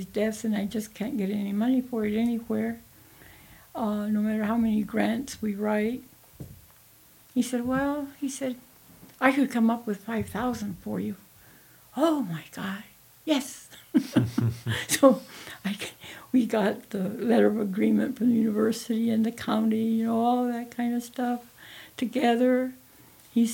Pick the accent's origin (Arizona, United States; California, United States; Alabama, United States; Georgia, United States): Arizona, United States; Douglas; when I was growing up in Douglas